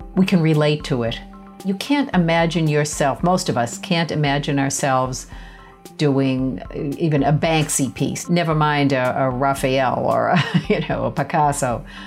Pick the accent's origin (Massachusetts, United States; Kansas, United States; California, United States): Massachusetts, United States; Boston; I grew up in Boston, uh, less than a mile from the Museum of Fine Arts